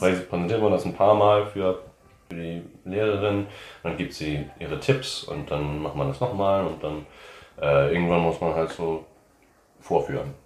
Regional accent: New Orleans, Louisiana, United States; moved away as an adult; now in Germany; ich komme aus New Orleans, in, aus Amerika

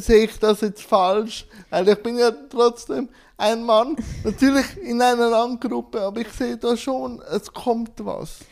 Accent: Schwyz, Switzerland; ich bin im Kanton Schwyz geboren

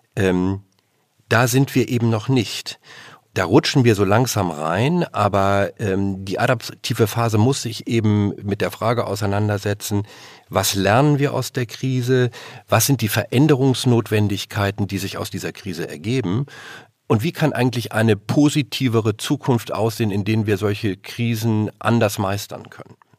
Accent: Germany; als Deutsche

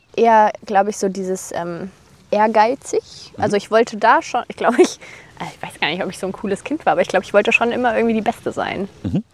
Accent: Bonn, North Rhine-Westphalia, Germany; moved away; also born or lived in Tanzania; ich komme aus Bonn, aus dem Rheinland

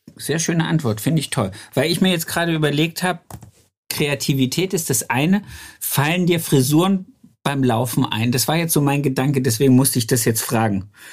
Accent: Germany; moved away as an adult; also born or lived in Hanover; bei uns im Harz

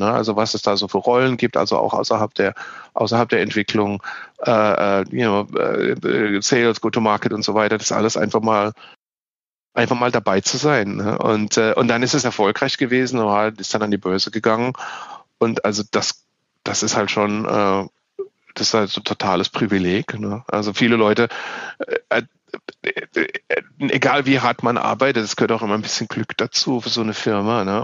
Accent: southwest Germany, Germany; Ich bin ja in Deutschland im Südwesten aufgewachsen.

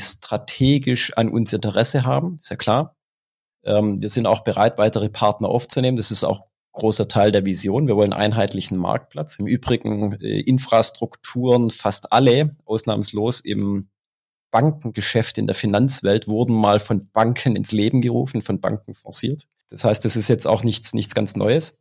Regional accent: Swabia, Germany; accent: Swabian; Du hörst es am Dialekt und äh, sicherlich ist es auch bei der einen oder anderen Aussage rauszuhören, ich bin Schwabe

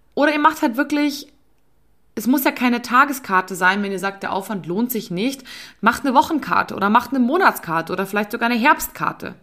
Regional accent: Bavaria, Germany; bei uns in Bayern

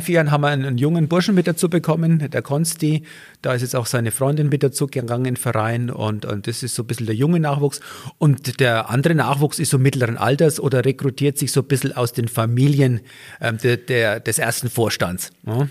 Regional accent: Franconia, Bavaria, Germany; accent: Franconian; moved away as an adult; now in Garmisch-Partenkirchen, Germany; Als Franke

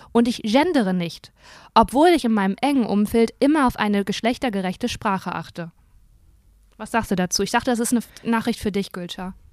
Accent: Germany; anderen Ländern dachten halt nicht, dass ich Deutsche bin.

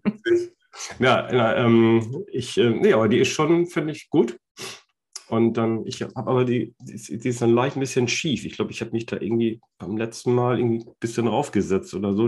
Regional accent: Germany; wir als Deutsche

